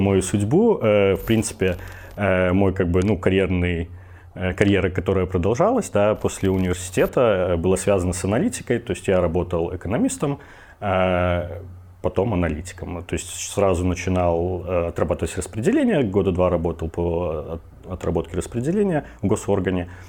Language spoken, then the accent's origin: Russian; Minsk, Belarus; я родом из Минска, мне тридцать три года